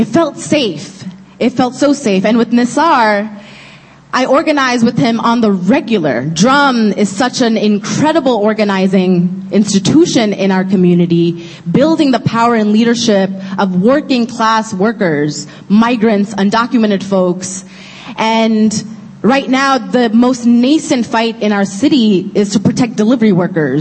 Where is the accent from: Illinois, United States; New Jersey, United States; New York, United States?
New York, United States; New York City; I grew up in Kensington, the largest Bangladeshi community in Brooklyn, which I now proudly represent in my district